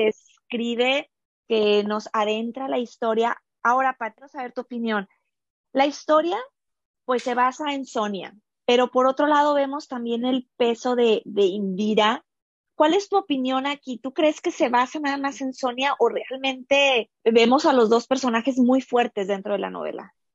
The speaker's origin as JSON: {"language": "Spanish", "country": "Mexico", "moved": "yes", "lives_now": "United States", "said": "yo estoy ahorita dentro de la cultura americana, siendo mexicana"}